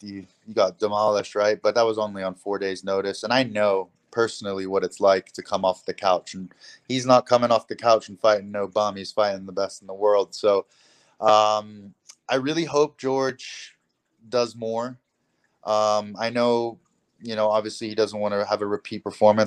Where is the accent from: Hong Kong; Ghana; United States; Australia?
Hong Kong; I'm from Hong Kong.